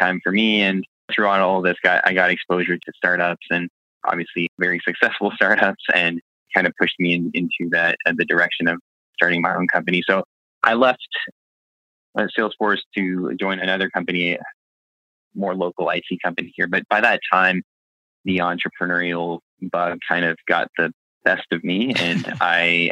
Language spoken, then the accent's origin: English; Fredericton, New Brunswick, Canada; I'm from Fredericton, New Brunswick originally. It's also where our company is headquartered. So I was born and raised here